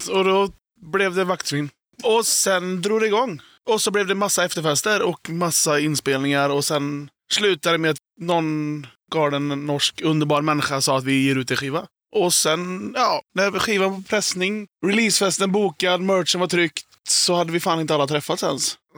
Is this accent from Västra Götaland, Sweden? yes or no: yes; Tibro, Västra Götaland, Sweden; also born or lived in Norrland / Skövde; Jag är uppväxt i Tibro